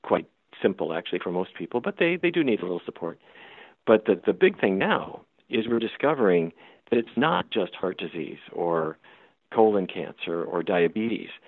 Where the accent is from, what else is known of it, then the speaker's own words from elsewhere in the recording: Fargo, North Dakota, United States; moved away; I grew up in North Dakota